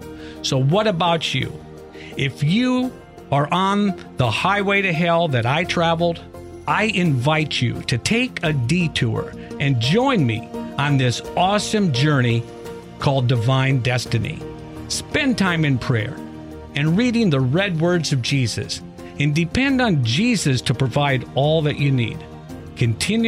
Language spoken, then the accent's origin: English; Iowa, United States; Growing up in Iowa